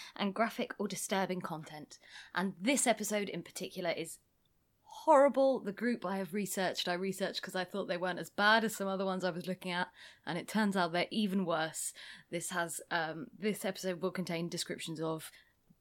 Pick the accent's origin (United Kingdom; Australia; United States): United Kingdom; England; I'm English and I cannot speak any other languages